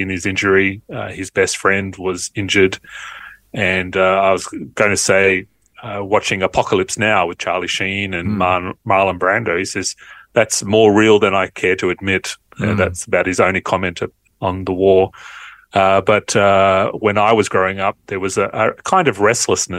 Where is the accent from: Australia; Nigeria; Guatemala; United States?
Australia; Sydney, New South Wales; Born and bred in Sydney a while ago, but okay. I've been all around Australia, but we always came back to Sydney.